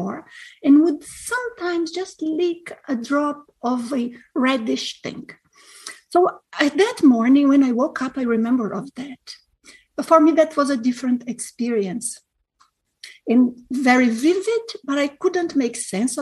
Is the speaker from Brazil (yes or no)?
yes; Brazil; moved away; I am from a very small city in Brazil